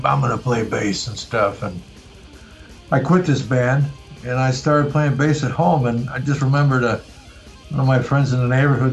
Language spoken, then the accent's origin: English; Mount Prospect, Illinois, United States; moved away as an adult; now in Czech Republic; I grew up in Chicago. I grew up in a suburb of Chicago, Mount Prospect.